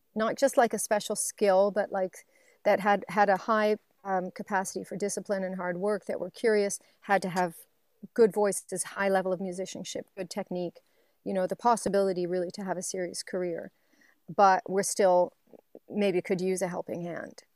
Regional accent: Waverley, Nova Scotia, Canada; moved away; I'm from Waverly, Nova Scotia

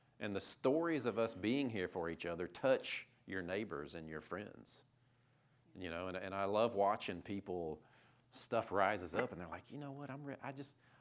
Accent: Fayetteville, the South, United States; I grew up in the South, Fayetteville

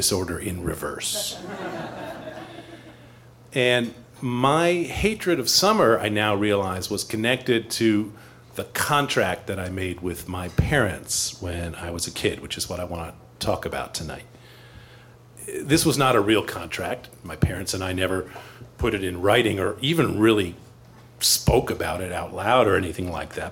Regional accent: East Coast, United States; now in Chicago, United States; I grew up on the East Coast where we have spring

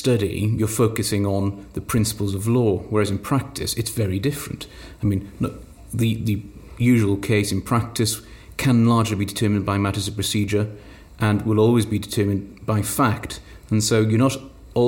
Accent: South Wales Valleys, United Kingdom; accent: Welsh; also born or lived in Bristol; now in Cardiff, United Kingdom; I'm from the South Wales Valleys. My family were in Wales at the time

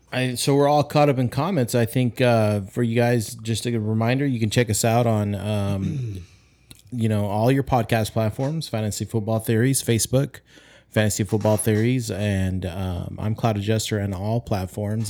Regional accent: California, United States; we are from California

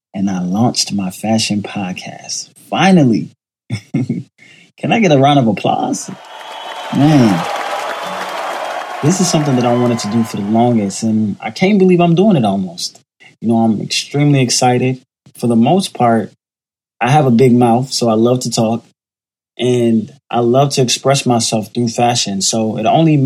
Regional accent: Miami, Florida, United States; also born or lived in Jamaica; now in New York City, United States; I was born in Jamaica, grew up in Miami, raised by my grandmother in a single-parent household, and now I currently live in New York City

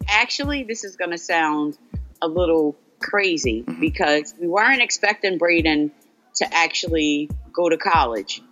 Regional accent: Asbury Park, New Jersey, United States; I'm born and raised in Asbury Park

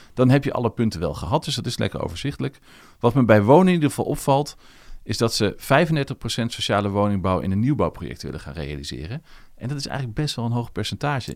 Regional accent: Netherlands; now in Leiden, Netherlands; ik kom uit Zutphen, Zwolle en toen ben ik hier blijven plakken

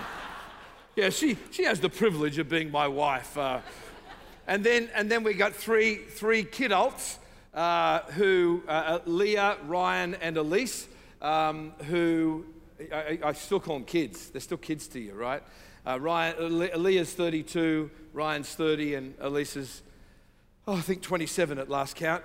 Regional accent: Sydney, New South Wales, Australia; I say from South, the deep South, uh, Sydney, Australia, uh, where my wife and I reside sometimes.

